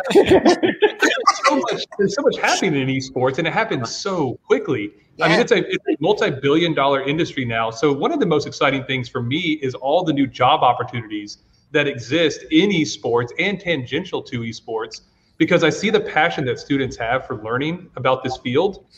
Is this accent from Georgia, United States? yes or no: yes; Georgia, United States; now in Virginia, United States; I'm originally from Georgia, not Virginia